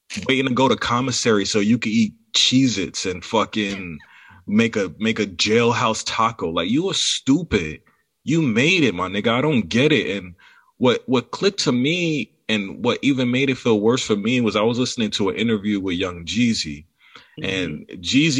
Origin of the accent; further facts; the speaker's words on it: New York City, New York, United States; I'm from Far Rockaway, Queens